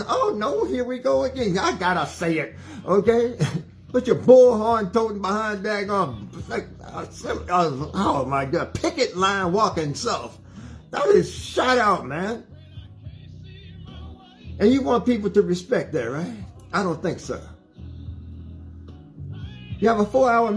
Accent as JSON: {"language": "English", "country": "United States", "said": "I'm an American person that loves my country"}